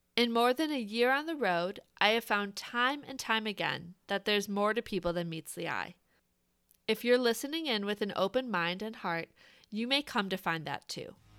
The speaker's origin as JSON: {"language": "English", "region": "Wisconsin", "country": "United States", "tie": "born or raised there", "said": "I grew up in Wisconsin in a close-knit family"}